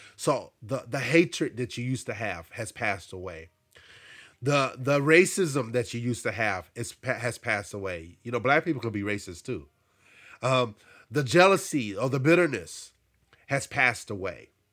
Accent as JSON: {"language": "English", "region": "Arkansas", "country": "United States", "tie": "born or raised there", "also_born_or_lived": "New Jersey", "moved": "yes", "said": "I grew up in Arkansas and I experienced racism"}